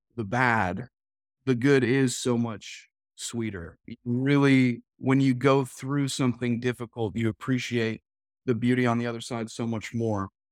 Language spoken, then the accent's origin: English; New England, United States; moved away as an adult; Originally, I spent all the way up through high school there